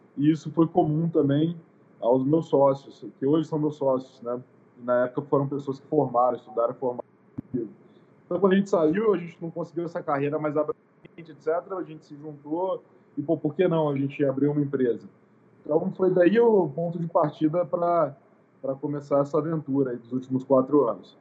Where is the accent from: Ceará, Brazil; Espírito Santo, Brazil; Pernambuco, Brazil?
Espírito Santo, Brazil; Guarapari; also born or lived in Vitória; eu sou nascido aqui em Guarapari, então não sou nem de Vitória, nem na capital